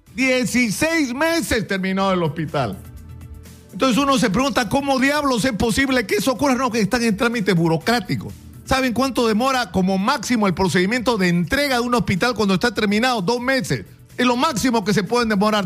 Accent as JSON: {"language": "Spanish", "country": "Peru", "said": "estamos demostrando de lo que somos capaces los peruanos"}